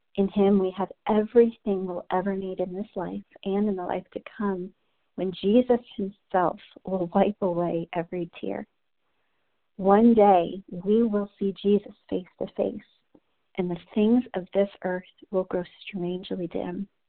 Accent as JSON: {"language": "English", "region": "New Jersey", "country": "United States", "moved": "as an adult", "lives_now": "Texas, United States", "said": "I'm originally from New Jersey"}